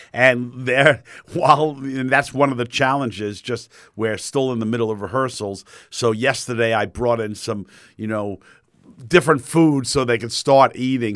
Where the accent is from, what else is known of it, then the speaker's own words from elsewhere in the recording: New York, United States; moved away as an adult; now in Fort Myers, United States; as a New Yorker